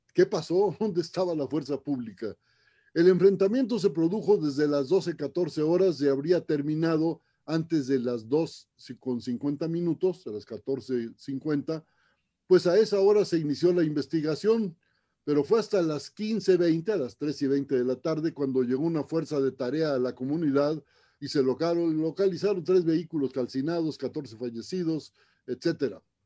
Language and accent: Spanish; Ciudad Obregón, Sonora, Mexico; mi tierra, Ciudad Obregón